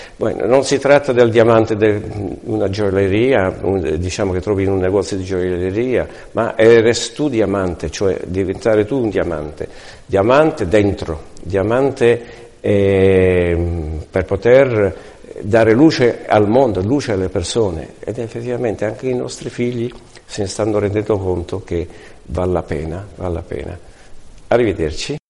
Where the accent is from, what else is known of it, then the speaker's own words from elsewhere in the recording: Italy; now in Palma de Mallorca, Spain; vengo da Palma di Maiorca, sono italiano